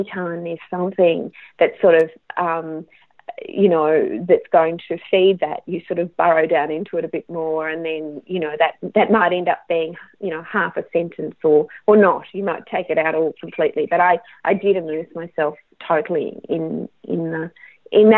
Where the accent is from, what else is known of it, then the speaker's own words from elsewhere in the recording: Australia; I'm Australian